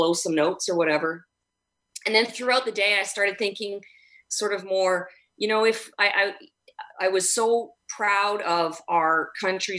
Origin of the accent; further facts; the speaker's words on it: Edmonton, Alberta, Canada; now in Vancouver, Canada; I grew up in Edmonton